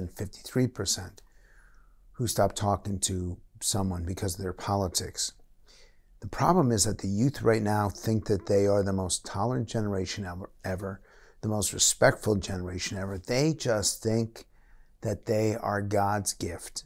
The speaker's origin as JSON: {"language": "English", "country": "United States", "also_born_or_lived": "United Kingdom", "said": "I'm an American and I'm proud to be American"}